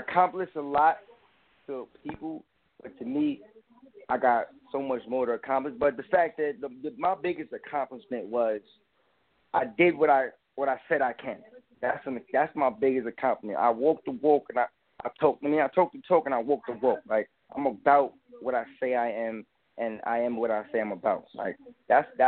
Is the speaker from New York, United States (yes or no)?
yes; New York City, New York, United States; I'm from Brooklyn, New York